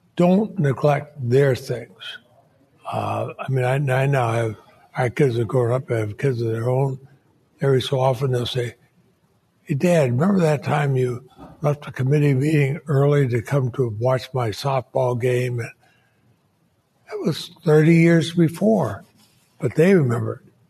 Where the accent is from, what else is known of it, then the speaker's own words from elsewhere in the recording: Montpelier, Vermont, United States; I grew up in Montpelier, Vermont.